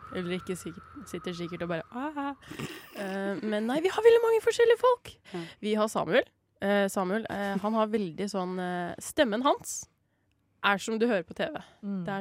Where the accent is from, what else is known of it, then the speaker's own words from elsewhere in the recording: Risør, Agder, Norway; now in Kristiansand, Norway; Nei, jeg er jo fra Risør, så jeg har på en måte funnet litt tilbake til mine roots.